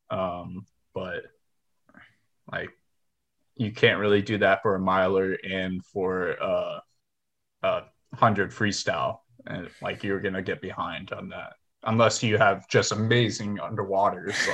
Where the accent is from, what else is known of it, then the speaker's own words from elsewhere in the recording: Houston, Texas, United States; It was rough because we had a bunch of like fast swimmers here in Houston, but then once we got uh like older and we started going to national meets, it's like oh, there's more than just Texas swimmers that are fast.